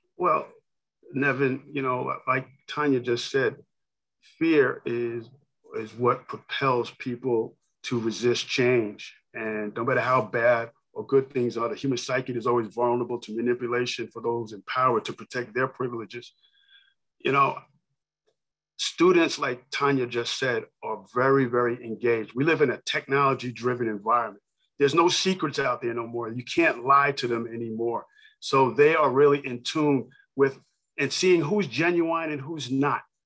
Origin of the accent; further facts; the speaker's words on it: New York City, New York, United States; I grew up in New York City, um, borough Queens, Hollis, Queens